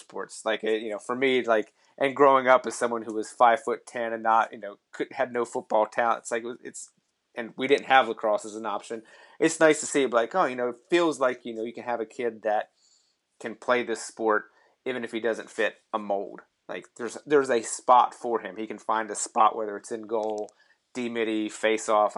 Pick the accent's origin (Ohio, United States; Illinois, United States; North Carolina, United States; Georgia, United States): North Carolina, United States; I grew up in North Carolina, ACC country